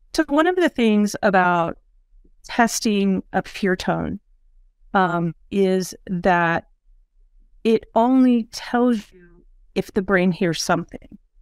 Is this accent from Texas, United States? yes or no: no; Missouri, United States; moved away as an adult; now in Tulsa, United States; I'm from Missouri.